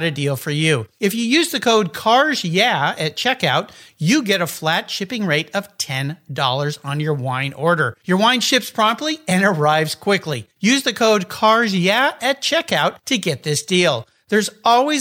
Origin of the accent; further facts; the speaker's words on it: Southern California, United States; I grew up surfing in Southern California